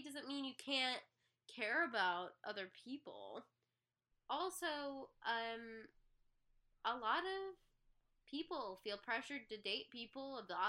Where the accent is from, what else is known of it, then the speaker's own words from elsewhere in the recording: Midwest, United States; I'm from the Midwest.